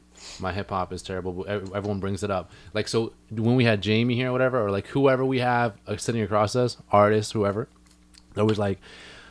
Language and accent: English; Hornby Island, British Columbia, Canada; We grew up on Hornby.